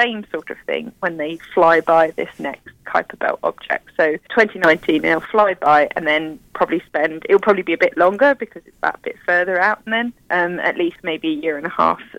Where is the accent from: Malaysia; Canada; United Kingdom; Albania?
United Kingdom; moved away; You probably tell from my accent, I'm from the UK